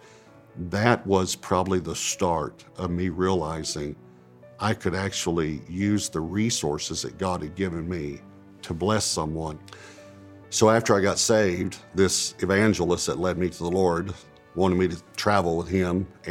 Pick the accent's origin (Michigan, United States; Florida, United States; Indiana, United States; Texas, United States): Texas, United States; East; born or raised there; also born or lived in Dallas-Fort Worth